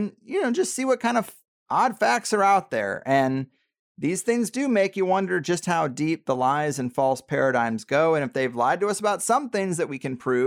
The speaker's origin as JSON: {"language": "English", "region": "Midwest", "country": "United States", "said": "I'm from the Midwest"}